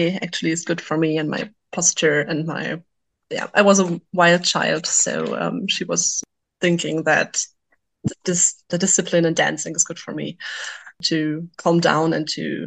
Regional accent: western Germany, Germany; English is a second language; moved away as an adult; now in Wilhelmshaven, Germany; I'm from Germany. I'm originally from the West, but I moved many years ago to the northern coast to be at the ocean

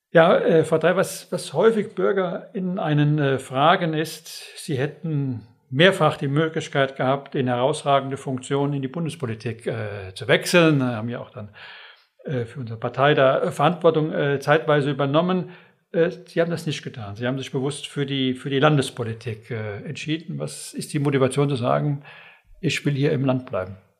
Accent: Westerwald, Rhineland-Palatinate, Germany; Ich bin aus Überzeugung äh, Westerwälder

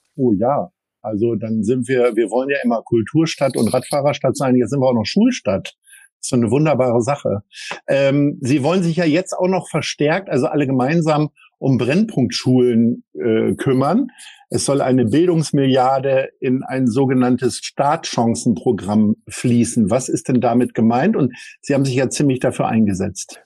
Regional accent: Lower Saxony, Germany; now in Hamburg, Germany; ich bin ja nun gebürtiger Niedersachse

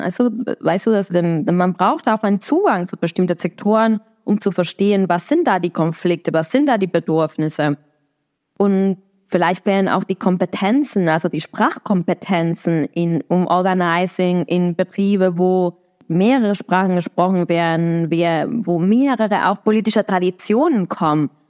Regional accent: Argentina; German is a second language; now in Berlin, Germany; in Argentinien, das ist, wo ich herkomme

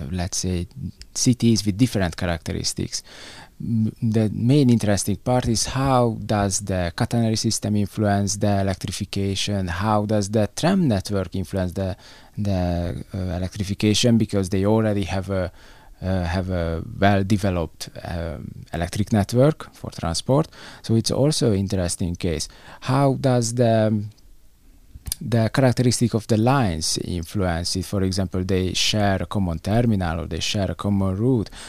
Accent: Budapest, Hungary; English is a second language; We came from Budapest, Hungary.

